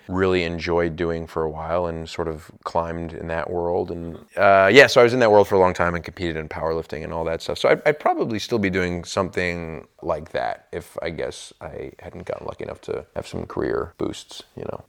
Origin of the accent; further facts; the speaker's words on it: New York, United States; growing up in New York on the East Coast